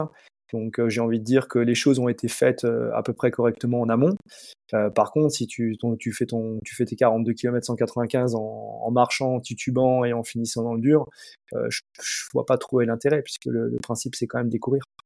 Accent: Alsace, Grand Est, France; chez nous en Alsace

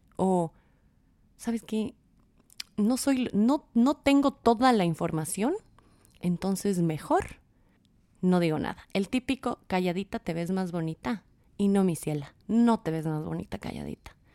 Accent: Quito, Pichincha, Ecuador; soy de Quito, Ecuador

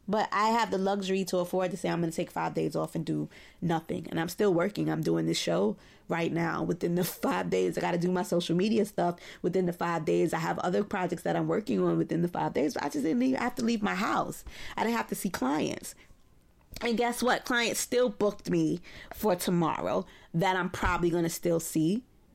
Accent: New York City, New York, United States; And I grew up in Old Bed-Stuy, so we had Black History, which I didn't think was a radical idea.

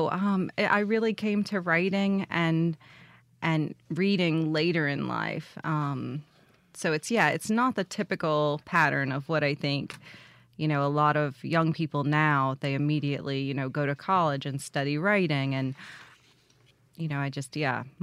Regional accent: Jackson, Mississippi, United States; I am. I'm from Jackson, and um, I went to Mississippi State for my undergrad and really have spent just a lot of time in different parts of the state.

